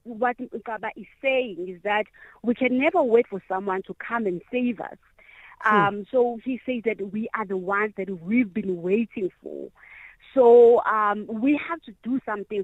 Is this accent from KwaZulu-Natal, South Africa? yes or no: yes; Inanda, KwaZulu-Natal, South Africa; the place where I was born, in Inanda. I was born in Stop 8.